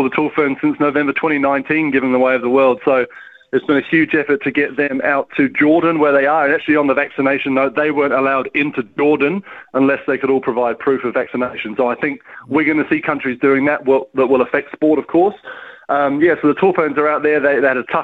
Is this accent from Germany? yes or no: no; Wales, United Kingdom; now in New Zealand; I grew up in Wales, you know, with a Welsh father